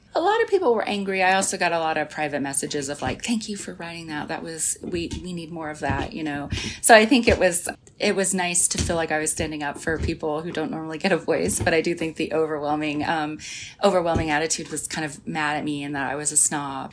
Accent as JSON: {"language": "English", "region": "rural Arkansas", "country": "United States", "tie": "born or raised there", "moved": "yes", "said": "I grew up in this small town in rural Arkansas"}